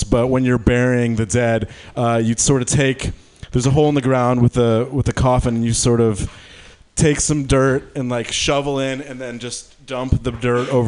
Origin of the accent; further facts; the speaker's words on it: Detroit, Michigan, United States; now in San Francisco, United States; I'm from Detroit.